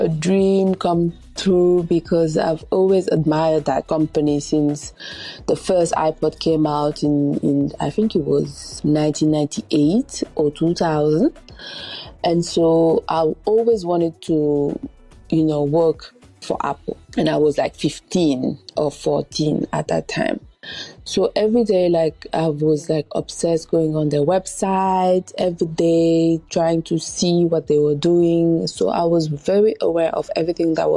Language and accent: English; Dakar, Senegal; moved away; also born or lived in Paris; I was born in Dakar, Senegal, from two Senegalese parents